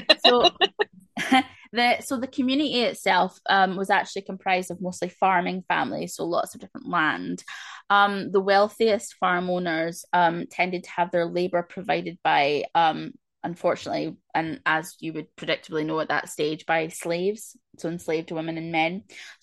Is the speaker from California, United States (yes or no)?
no; Tennessee, United States; Tennessee, y'all.